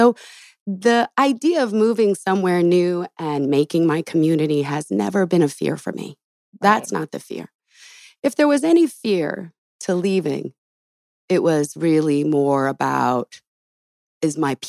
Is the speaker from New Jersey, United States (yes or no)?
no; Los Angeles, California, United States; Back home. I was born in Los Angeles, you know? Nice. Spent over probably 30-some years here